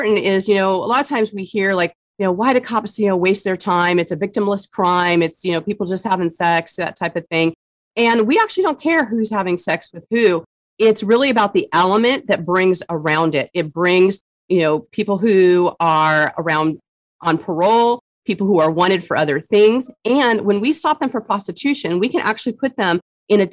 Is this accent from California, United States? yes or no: yes; San Diego, California, United States; I grew up in San Diego, California. My family's been here since the 20s